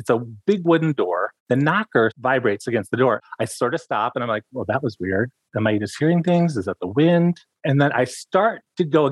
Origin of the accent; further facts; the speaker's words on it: Jackson, Michigan, United States; also born or lived in Ann Arbor, Michigan / Ypsilanti, Michigan; I was born and raised in Michigan